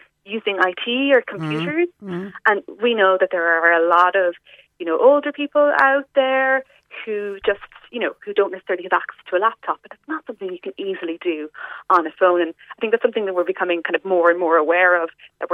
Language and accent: English; West Cork, Munster, Ireland; I'm from West Cork myself.